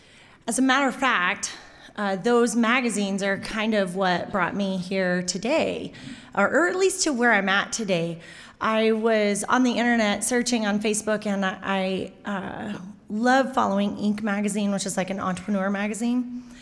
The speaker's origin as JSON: {"language": "English", "town": "New Plymouth", "region": "Taranaki", "country": "New Zealand", "said": "So yeah, I am from New Plymouth. I live there with a whole pile of kids and my husband."}